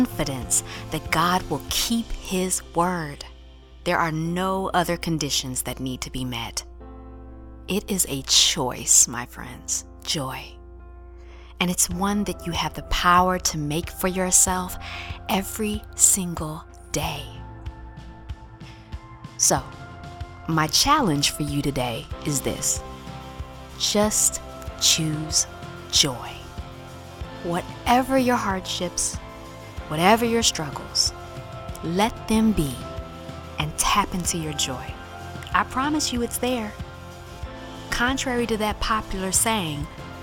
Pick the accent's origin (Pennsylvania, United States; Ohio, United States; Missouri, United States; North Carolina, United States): North Carolina, United States; Warren County; now in New York City, United States; ever since I was a little girl growing up in Warren County, North Carolina